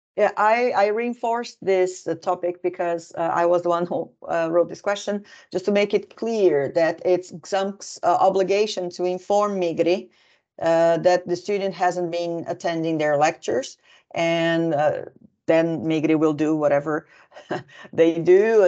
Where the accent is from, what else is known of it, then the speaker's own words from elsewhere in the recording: Brazil; now in Finland; I'm originally from Brazil